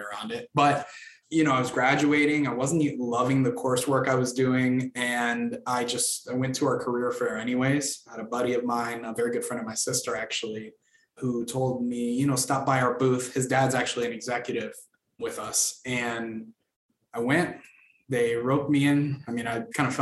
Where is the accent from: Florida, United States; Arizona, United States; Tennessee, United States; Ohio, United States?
Florida, United States; Orlando; also born or lived in Dominican Republic; now in Atlanta, United States; I grew up in Orlando, Florida, which is where our headquarters is from. I was born in the Dominican Republic, came to Florida when I was a baby.